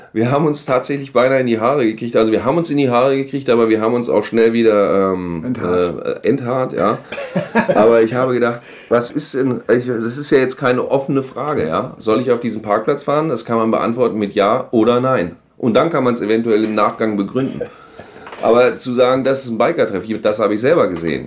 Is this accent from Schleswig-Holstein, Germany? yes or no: no; Göttingen, Lower Saxony, Germany; moved away; Meine Heimatstadt liegt an der Leine